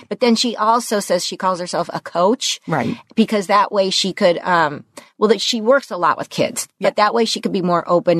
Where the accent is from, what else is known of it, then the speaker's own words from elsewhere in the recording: Los Angeles, California, United States; I grew up in the San Fernando Valley, like him. Mm-hmm. you know, middle class in in West Hills